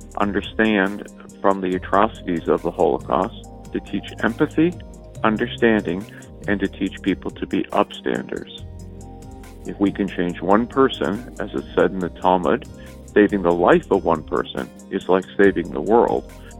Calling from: Omaha, Nebraska, United States; I'm calling from Omaha, Nebraska.

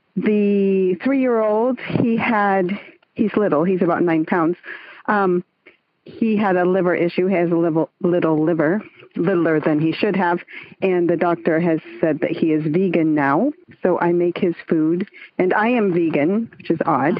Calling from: San Francisco Bay Area, East Bay, California, United States; I'm calling in from the San Francisco Bay Area, the East Bay, really.

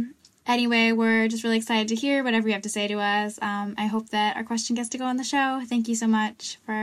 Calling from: Vermont, United States; I'm calling in from Vermont

